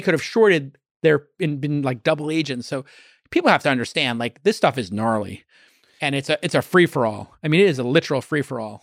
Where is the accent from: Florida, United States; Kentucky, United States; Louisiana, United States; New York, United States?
New York, United States; New York City; I was a kid from Brooklyn, went to school at night